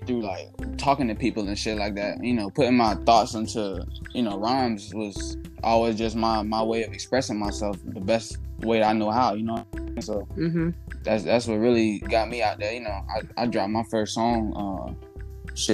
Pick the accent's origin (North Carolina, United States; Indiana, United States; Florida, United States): Florida, United States; Miami; I'm from Miami, Florida